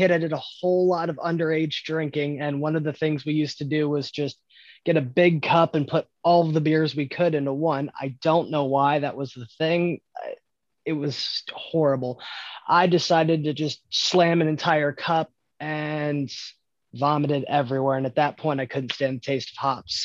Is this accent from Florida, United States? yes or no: yes; Stuart, Florida, United States; I'm from Stuart, Florida, a small fishing town with a drinking problem